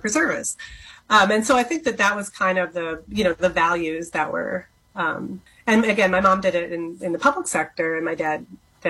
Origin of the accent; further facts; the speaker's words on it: Minneapolis, Minnesota, United States; I grew up here in Minneapolis, Minnesota